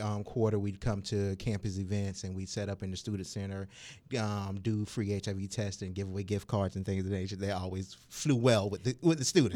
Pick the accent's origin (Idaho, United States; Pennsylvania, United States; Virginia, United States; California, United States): Virginia, United States; Suffolk; also born or lived in Norfolk, Virginia; now in Virginia Beach, United States; I was born and raised in Suffolk, Virginia